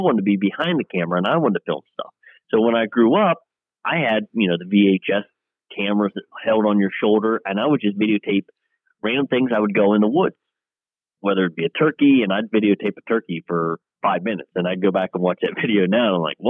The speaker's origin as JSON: {"language": "English", "area": "Clarion County", "region": "Pennsylvania", "country": "United States", "said": "am from Clarion County, Pennsylvania"}